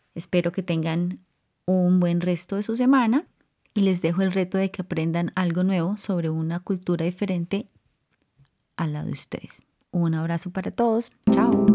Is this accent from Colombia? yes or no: yes; Colombia; now in California, United States; yo crecí en, en Colombia